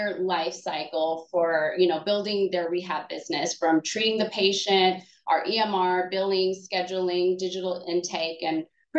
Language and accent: English; Los Angeles, California, United States; moved away as an adult; now in Dallas, United States; I'm originally from Southern California, the Los Angeles area. But I've been living in Dallas for about 18 years now